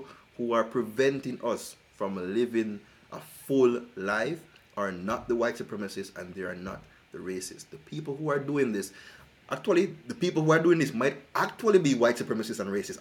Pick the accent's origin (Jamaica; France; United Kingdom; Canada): Jamaica; moved away; I'm originally from Jamaica